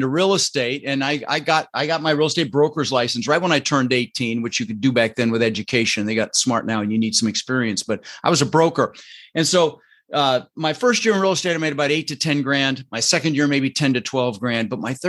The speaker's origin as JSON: {"language": "English", "country": "Netherlands", "tie": "born there", "said": "Dutch. Yeah, I was born in Holland, but my father was Arabic."}